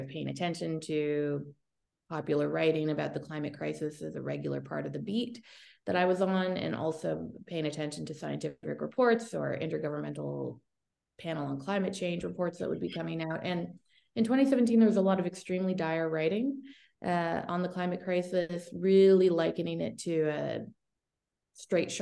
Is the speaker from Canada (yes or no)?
yes; Toronto, Ontario, Canada; I am from Toronto, Canada, born and raised.